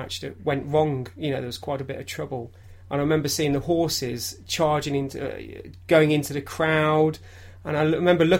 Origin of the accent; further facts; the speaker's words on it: Derbyshire, East Midlands, United Kingdom; growing up in Derbyshire